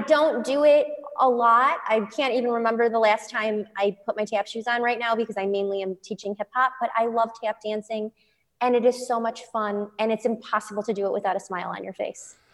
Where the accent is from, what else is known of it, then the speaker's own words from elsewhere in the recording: Midwest, United States; moved away; I grew up in the Midwest